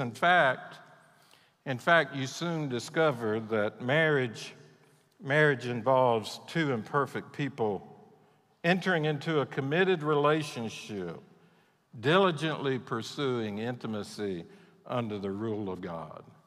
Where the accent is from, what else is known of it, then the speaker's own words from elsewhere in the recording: Mississippi Gulf Coast, United States; moved away as an adult; also born or lived in Texas; I grew up on the Mississippi Gulf Coast